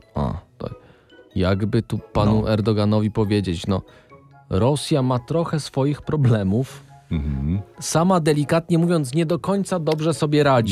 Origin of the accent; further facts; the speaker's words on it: Podkarpacie, Subcarpathian Voivodeship, Poland; jesteśmy z urodzenia z Podkarpacia